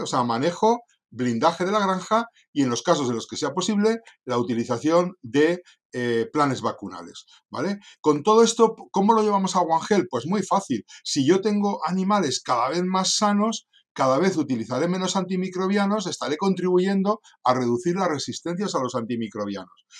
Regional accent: Santoña, Cantabria, Spain; moved away as an adult; also born or lived in Madrid; nací en un pueblecito del norte de España que se llama Santoña

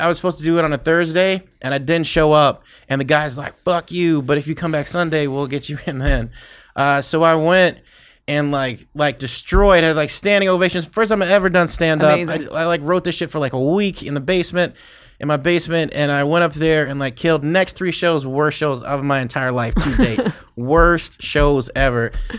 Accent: Chicago, Illinois, United States; also born or lived in Chattanooga, Tennessee / Iowa; I was born in Chattanooga, Tennessee. I lived there till I was 6. Lived in Iowa from like 6 to 12. My formidable years were spent in Chicago

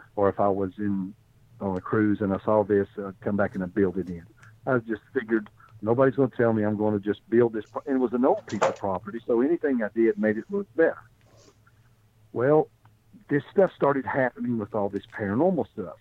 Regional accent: Appalachia, United States; also born or lived in Bristol, Tennessee; I'm from Appalachia

